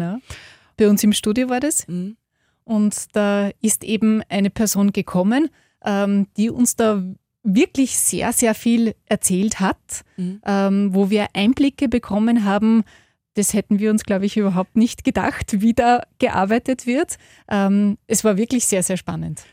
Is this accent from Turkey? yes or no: no; hometown near Linz, Upper Austria, Austria; Da war ich 16, bin in einem Postbus von meinem Heimatort nach Linz gefahren